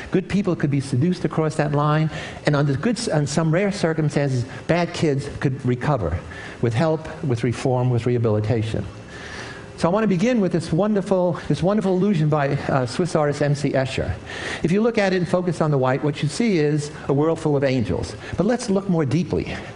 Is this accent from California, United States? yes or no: no; New York, United States; When I was a kid growing up in the South Bronx, inner city ghetto in New York, I was surrounded by evil